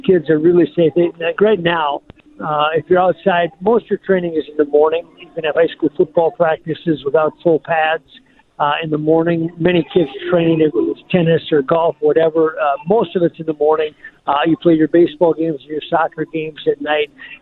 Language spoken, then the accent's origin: English; Gaylord, Minnesota, United States; Lake Kitlo, where I grew up in Gaylord, Minnesota